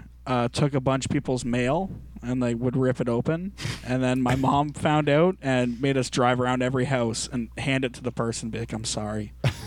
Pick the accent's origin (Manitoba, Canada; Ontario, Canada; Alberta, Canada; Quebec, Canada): Ontario, Canada; St. Thomas; St. Thomas, on the hard streets of St. Thomas.